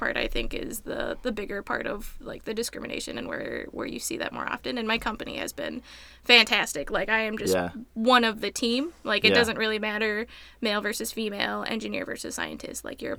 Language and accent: English; Apple Valley, Minnesota, United States; now in Eagan, United States; I grew up in Apple Valley.